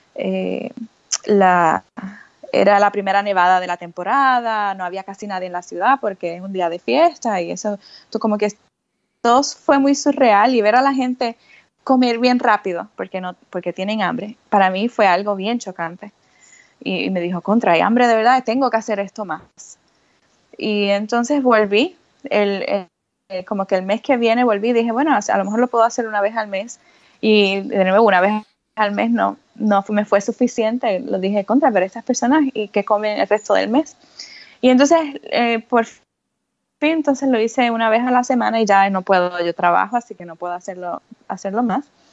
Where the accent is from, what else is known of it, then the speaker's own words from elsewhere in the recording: Puerto Rico; now in New York, United States; yo vivo eh, mayormente en Nueva York, eh, pero yo soy de Puerto Rico